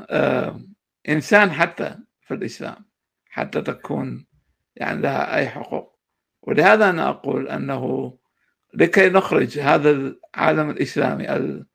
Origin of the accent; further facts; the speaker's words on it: Mosul, Nineveh, Iraq; moved away as an adult; now in United States; انا اولا آه، من مواليد 1972 آه، العراق الموصل آه، آه، أنا هاجرت إلى الولايات المتحدة عام 2010